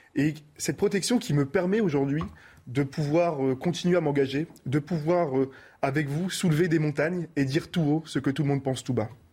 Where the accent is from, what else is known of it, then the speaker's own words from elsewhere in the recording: Roubaix, Hauts-de-France, France; je viens de Roubaix